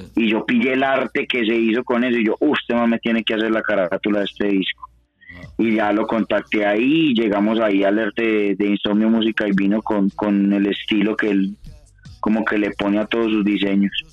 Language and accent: Spanish; Medellín, Antioquia, Colombia; now in Bogotá, Colombia; desde acá, desde Bogotá, pero soy oriundo de Medallo, de Medellín. Eh, estoy en ese momento radicado en Bogotá